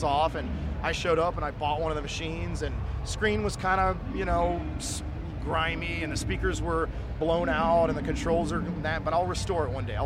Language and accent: English; Dallas, Texas, United States; moved away as an adult; also born or lived in Tokyo, Japan / Vancouver, Canada; I grew up in Dallas